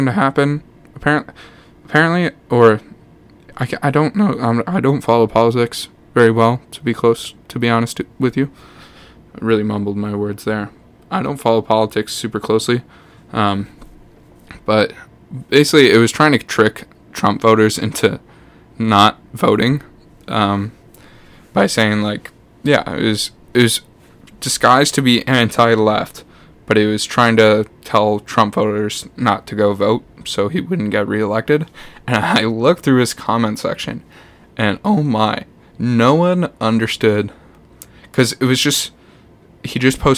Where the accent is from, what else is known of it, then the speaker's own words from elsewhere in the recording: Canada; also born or lived in Winnipeg / Hamilton; I am a Toronto Maple Leafs fan as a Canadian.